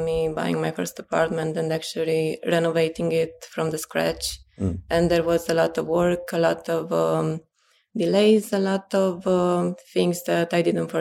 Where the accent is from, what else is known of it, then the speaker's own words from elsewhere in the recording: Pitești, Argeș, Romania; moved away as an adult; now in Bucharest, Romania; I was born in Pitești, which is a city at around 120 kilometers from Bucharest, but I've been living in Bucharest the last 10 years